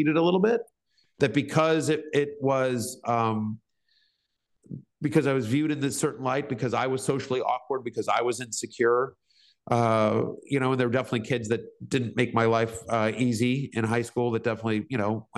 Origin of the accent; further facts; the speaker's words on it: Texas, United States; also born or lived in East Coast; I was a sensitive Jewish kid in South Central Tech growing up in Texas